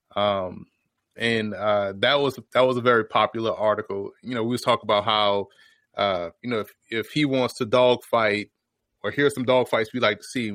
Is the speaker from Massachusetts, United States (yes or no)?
no; New Orleans, Louisiana, United States; I was born and raised in New Orleans